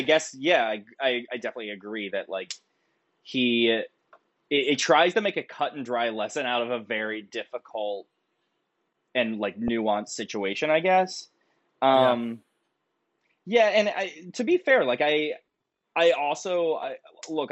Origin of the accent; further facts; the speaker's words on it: Nitro, West Virginia, United States; growing up in West Virginia